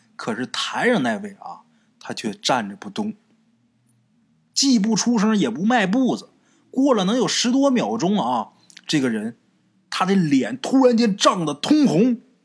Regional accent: Northeast China, China; 像在我们东北这边儿啊，就是七月十五

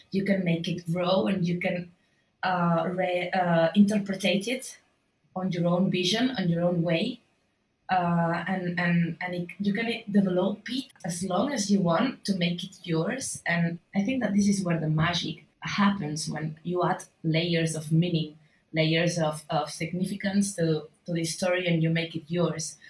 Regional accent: Barcelona, Catalonia, Spain; I'm an illustrator from Barcelona

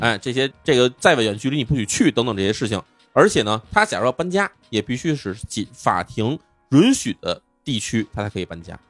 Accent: China; 我们中国人

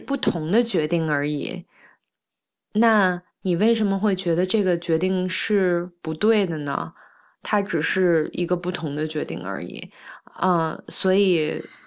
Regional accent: China; moved away as an adult; also born or lived in Canada; 我是中国人

